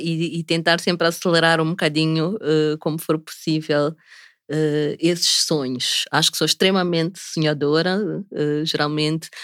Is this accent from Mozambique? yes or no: yes; Maputo, Maputo City, Mozambique; sou nascida e crescida aqui em Maputo